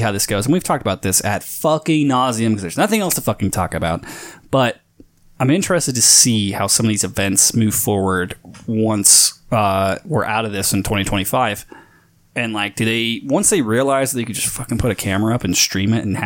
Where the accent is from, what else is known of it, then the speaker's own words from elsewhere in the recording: West Coast, United States; I'm from the West Coast